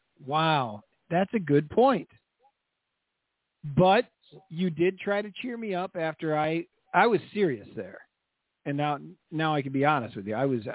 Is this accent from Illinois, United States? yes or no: yes; Kirkland, Illinois, United States; the best fireworks in Northern Illinois, my hometown.